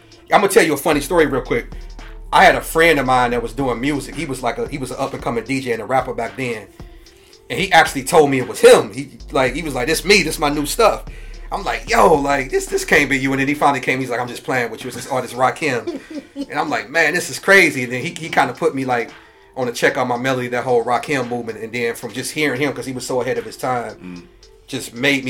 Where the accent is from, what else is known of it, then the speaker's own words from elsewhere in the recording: St. Louis, Missouri, United States; I'm originally from St. Louis, Missouri, born and raised